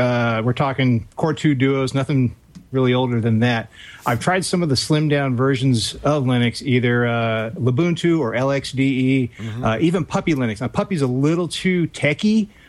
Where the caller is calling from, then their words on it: Manhattan, Kansas, United States; Calling from Manhattan, Kansas.